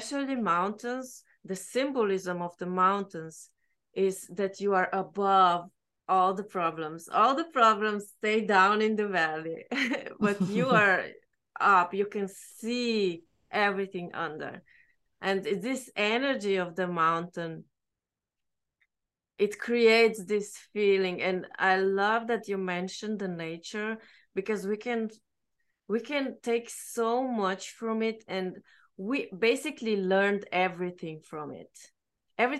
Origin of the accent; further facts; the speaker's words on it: Slovenia; I'm from Slovenia, so I'm on the other side of the mountains as Austria.